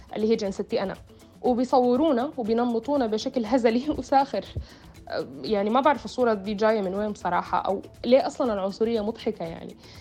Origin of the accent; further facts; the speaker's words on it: Sudan; أنا كسودانية أو كعربية سمراء البشرة